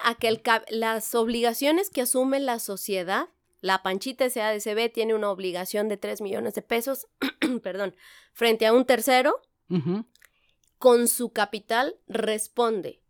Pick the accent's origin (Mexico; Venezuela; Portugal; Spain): Mexico; San Luis Potosí; moved away as an adult; also born or lived in Querétaro; Yo soy originaria de San Luis Potosí, aunque ya tengo 20 años aquí